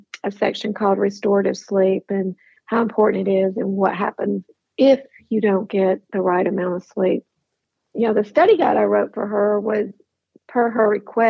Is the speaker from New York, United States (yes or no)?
no; Tuscaloosa, Alabama, United States; now in Atlanta, United States; I was born, if you can believe it, on the campus of the University of Alabama